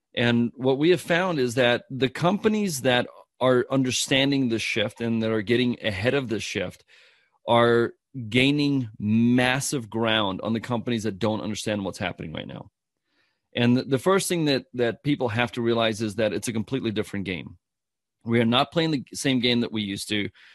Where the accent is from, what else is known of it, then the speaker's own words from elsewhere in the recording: South Africa; I'm from South Africa